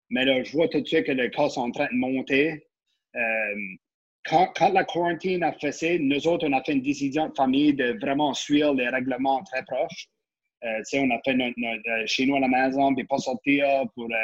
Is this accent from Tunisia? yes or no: no; Acadia, Canada; moi, je suis un pur acadien, right? So, je, mon famille … le côté de ma mère … Donc, tu peux pas avoir plus acadien que ça, là.